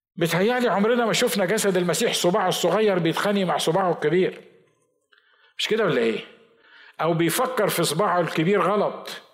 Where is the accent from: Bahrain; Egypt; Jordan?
Egypt; احنا برضو مصريين